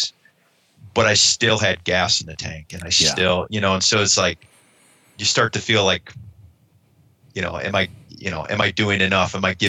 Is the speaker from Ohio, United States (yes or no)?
yes; Ohio, United States; now in Western United States; I grew up back east in Ohio